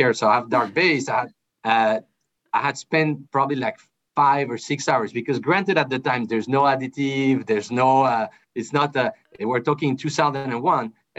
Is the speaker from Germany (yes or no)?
no; France; I'm originally from France. My dad's from France. My mom's from Colombia. So I was born and raised in France